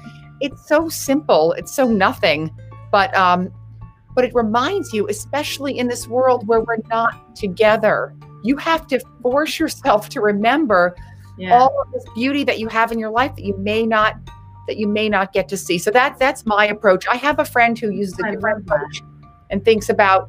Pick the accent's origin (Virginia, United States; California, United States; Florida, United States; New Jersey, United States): Florida, United States; Winter Park; moved away; I'm from Winter Park, Florida.